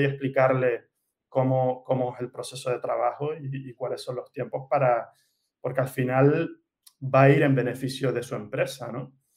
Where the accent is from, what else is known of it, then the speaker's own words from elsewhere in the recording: Gran Canaria, Canary Islands, Spain; moved away as an adult; also born or lived in Barcelona / Valencia / Milan; now in Mallorca, Spain; mi familia es de Canarias, de Gran Canaria. Eh, he crecido, he vivido ahí toda mi vida.